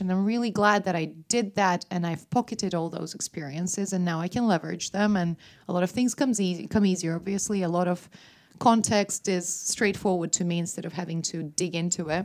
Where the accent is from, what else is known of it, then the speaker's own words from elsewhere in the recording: Riga, Latvia; first language Russian; English is a second language; moved away as an adult; also born or lived in England; now in Stockholm, Sweden; Riga, my hometown